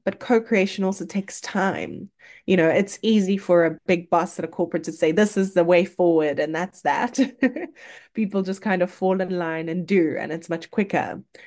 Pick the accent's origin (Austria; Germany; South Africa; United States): South Africa; as a South African